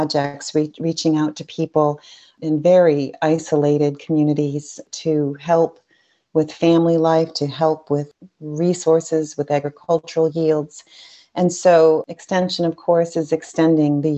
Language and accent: English; Dunkirk, New York, United States; I grew up in Chautauqua County in Dunkirk, New York, right on Lake Erie.